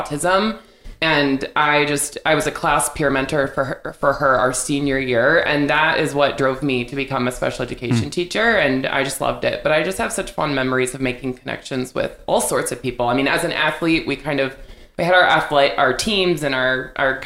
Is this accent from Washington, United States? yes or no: yes; Vancouver, Washington, United States; also born or lived in Hawaii / Switzerland; I was born and raised in Vancouver